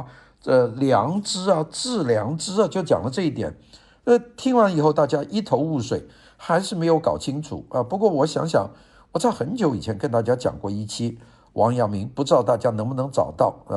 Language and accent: Chinese; China; 其中明朝是这个我们中国人的这个国家